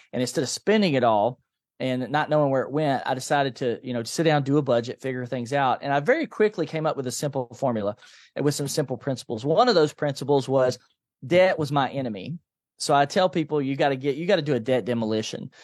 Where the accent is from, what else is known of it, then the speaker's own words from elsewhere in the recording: Nashville, Tennessee, United States; I grew up in a low-income family in East Nashville